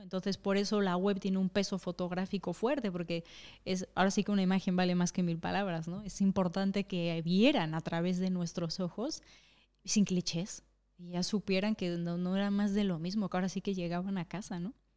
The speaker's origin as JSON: {"language": "Spanish", "country": "Mexico", "moved": "yes", "lives_now": "Madrid, Spain", "said": "en México no comemos tacos en las casas"}